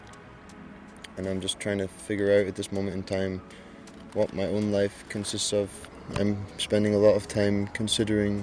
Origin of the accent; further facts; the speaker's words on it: Stonehaven, Scotland, United Kingdom; now in Copenhagen, Denmark; I come from Stonehaven, Scotland, the northeast of Scotland, and I live in Copenhagen